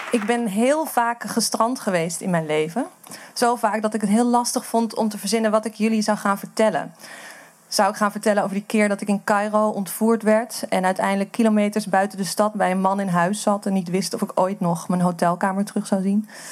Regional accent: Amsterdam, North Holland, Netherlands; ik kom uit Amsterdam

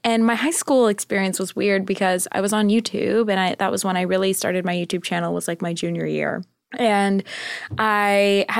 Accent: California, United States; Orange County.

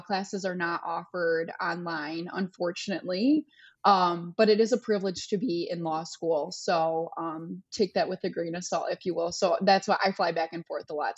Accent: Michigan, United States; I'm in Florida right now. I'm from Michigan

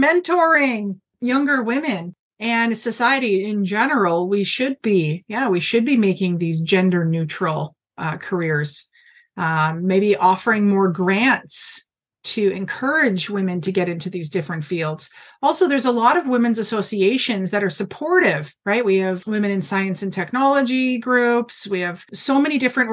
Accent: Brantford, Ontario, Canada; moved away; my hometown of Brantford, but in Ontario

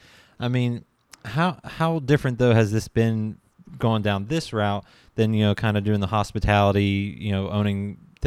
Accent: just outside of Pittsburgh, Pennsylvania, United States; I technically was born in Pittsburgh, but raised just outside of Pittsburgh

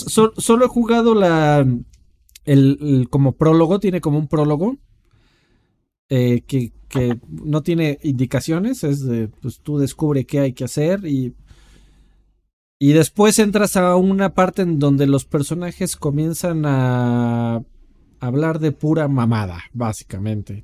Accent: Mexico; como, como Mexa

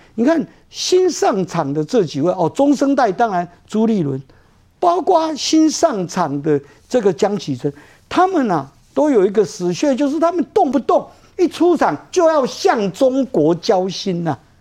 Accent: Taiwan; 我们两千三百万，我们台湾人

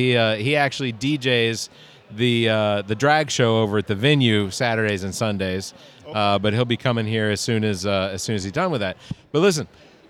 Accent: Atlanta, Georgia, United States; moved away as an adult; now in Columbia, United States; I grew up in Atlanta. I moved here back in 2000.

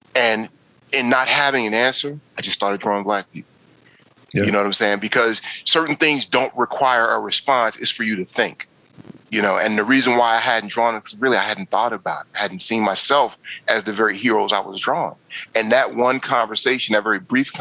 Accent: New York, United States; now in DC area, United States; for the longest, DMV meant Department of Motor Vehicles, because I'm from New York

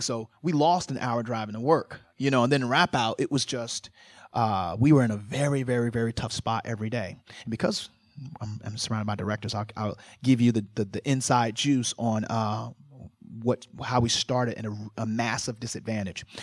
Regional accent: Virginia, United States; I grew up in Virginia, forty-two miles east of Nat Turner.

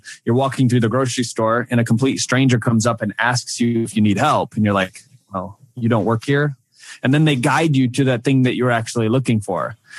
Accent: Lake City, Michigan, United States; moved away as an adult; Lake City, Michigan. 24 years of my life growing up in Michigan, loved it.

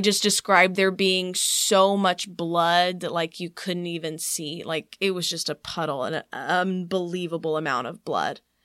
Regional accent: East Texas, United States; accent: Southern; moved away; also born or lived in Wylie, Texas / Houston, Texas; when I moved from East Texas to Wiley, that was when people started picking on me for having a Southern accent

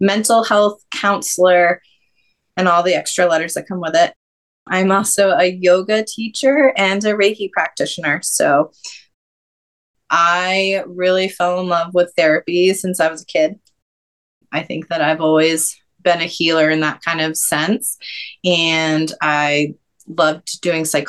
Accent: New Hampshire, United States; moved away as an adult; also born or lived in North Carolina / Georgia; born and raised in New Hampshire

